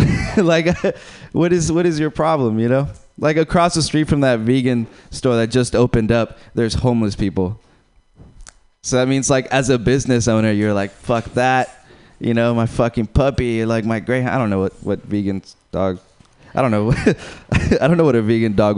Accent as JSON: {"language": "English", "country": "Uruguay", "moved": "yes", "said": "I'm from Uruguay"}